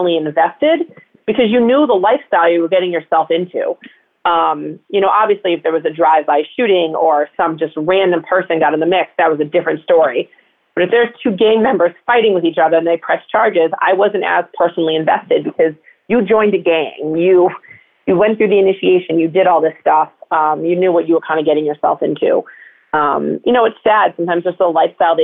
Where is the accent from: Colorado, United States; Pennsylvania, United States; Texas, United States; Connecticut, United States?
Connecticut, United States; I grew up in Connecticut in a very suburban town